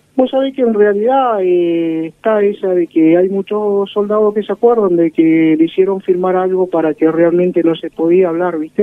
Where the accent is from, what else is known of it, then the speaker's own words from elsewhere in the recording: Sarmiento, Chubut, Argentina; Soy nacido acá en Sarmiento, Chubut, que queda a 120 kilómetros de Comodoro Rivadavia. Y bueno, me quedé acá en Sarmiento